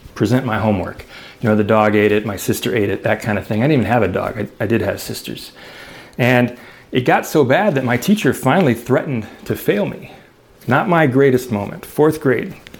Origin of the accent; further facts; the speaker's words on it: Chicago, Illinois, United States; I grew up in Chicago